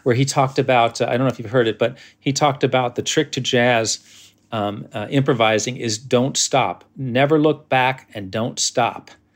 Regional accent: New York, United States; as a New Yorker trying to play bluegrass

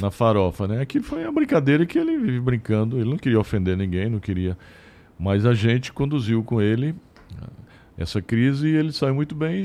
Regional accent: south of Paraíba, Brazil; now in São Paulo, Brazil; Foi aí que eu criei lá na minha cidade, lá onde, onde, onde eu nasci, que eu sou do sul

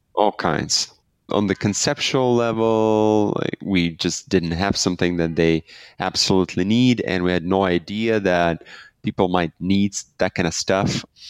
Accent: Belarus; I'm from Belarus. We started the company out of Belarus

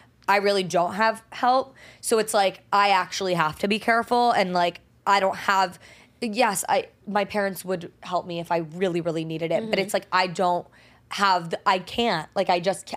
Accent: New Jersey, United States; I was born and raised in, like, Jersey

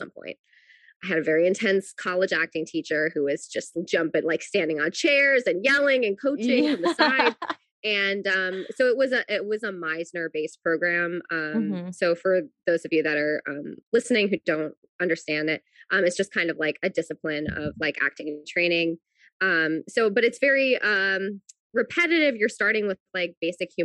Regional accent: New Jersey, United States; I grew up in New Jersey, so I was never that far away from New York

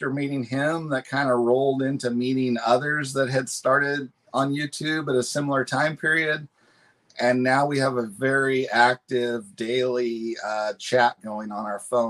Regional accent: Northern California, United States; I grew up in California, in Northern California

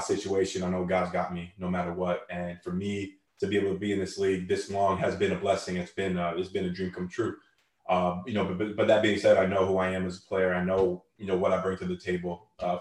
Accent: Canada; Canada. Like, that's my home country, born and raised

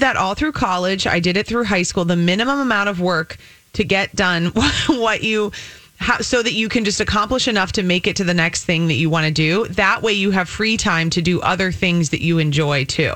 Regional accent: United States

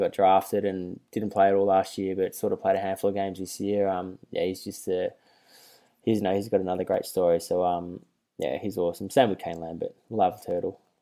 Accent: Melbourne, Victoria, Australia; moved away; I grew up in Carlton

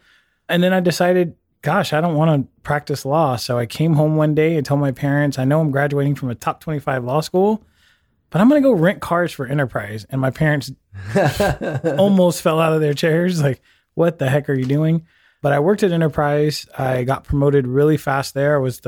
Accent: San Francisco, California, United States; Yeah. So I grew up in San Francisco, had a great life there. I actually grew up in San Francisco.

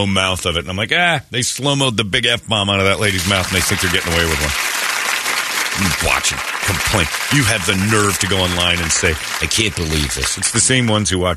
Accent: Arizona, United States; I grew up in Mormon, Arizona here

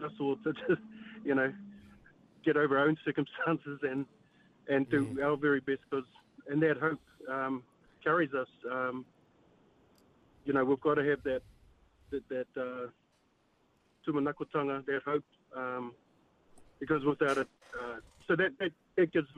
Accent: New Zealand; a Kiwi boy

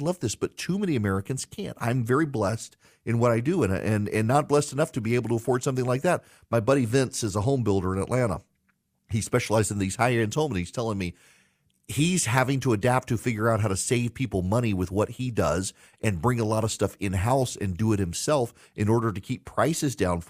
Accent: Dubai, United Arab Emirates; also born or lived in Louisiana, United States; Like I grew up in Dubai, but we would come home in the summer, and I was born in South Louisiana in plantation country

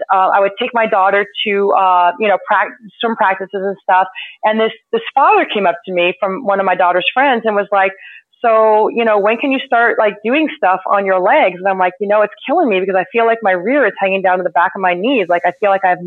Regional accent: California, United States; also born or lived in Florida; now in Massachusetts, United States; growing up in California and living in Florida, when I moved up here

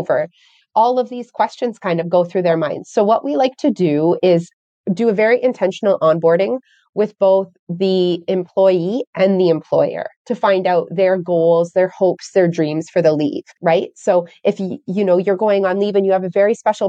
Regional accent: Canada; I'm from Canada

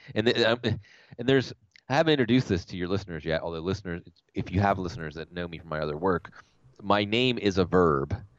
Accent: Pittsburgh, Pennsylvania, United States; I'm from Pittsburgh

